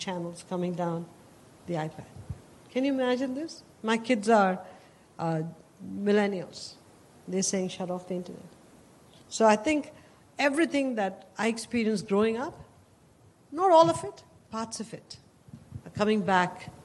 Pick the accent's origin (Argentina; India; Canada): India; moved away as an adult; now in United States; Growing up in India, we didn't own a car, we didn't own a telephone